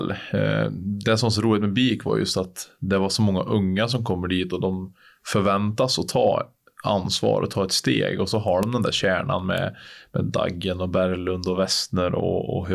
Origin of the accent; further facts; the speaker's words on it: Sweden; men det är kul att testa på något som man aldrig, aldrig, aldrig skulle ha på sig hemma i Sverige.